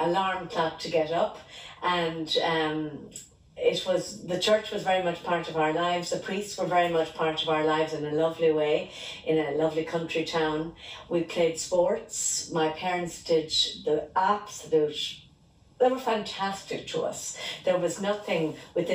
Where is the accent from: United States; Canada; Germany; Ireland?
Ireland; Tipperary, Munster; I grew up in Tipperary town and I'm one of five girls